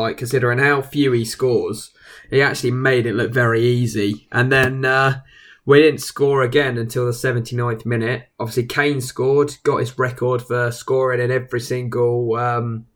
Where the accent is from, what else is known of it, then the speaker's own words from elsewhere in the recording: England, United Kingdom; we're English